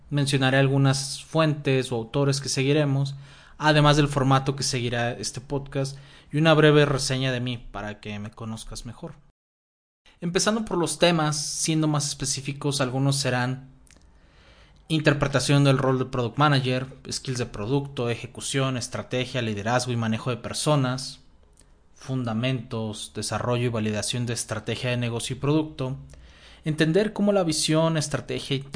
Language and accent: Spanish; Guadalajara, Jalisco, Mexico; soy de Guadalajara, en México.